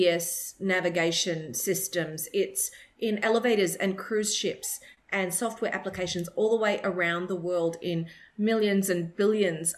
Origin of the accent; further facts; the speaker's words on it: Australia; accent: Australian; my Australian accent